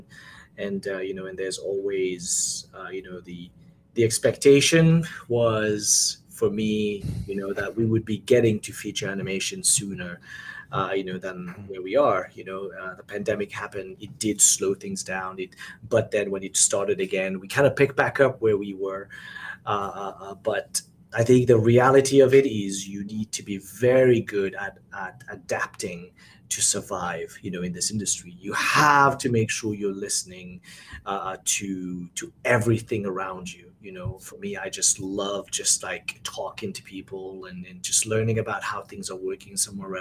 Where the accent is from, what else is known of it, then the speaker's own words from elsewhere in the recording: Mauritius; also born or lived in Singapore / New Zealand / Pennsylvania / Los Angeles; now in Florida, United States; I'm from Mauritius